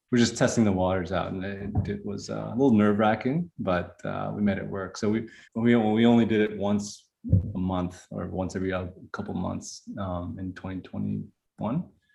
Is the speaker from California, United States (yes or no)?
no; Houston, Texas, United States; also born or lived in Vietnam; I moved here to Houston with my mom. My dad was already here in 1991, so when I was five.